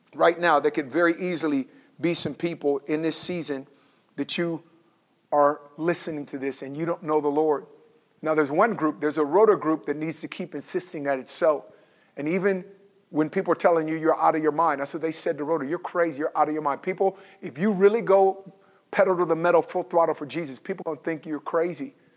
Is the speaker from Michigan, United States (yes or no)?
no; Oakland, California, United States; I grew up in Oakland.